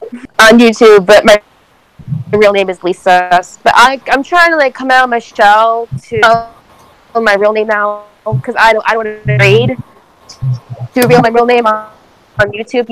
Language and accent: English; New Jersey, United States; I'm from New Jersey